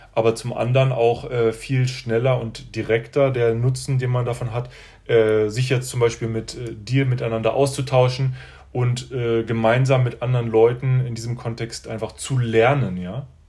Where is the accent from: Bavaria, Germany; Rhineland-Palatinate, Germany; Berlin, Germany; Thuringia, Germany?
Berlin, Germany; also born or lived in China; now in Stuttgart, Germany; ich bin äh, aus Berlin ursprünglich und bin jetzt in Stuttgart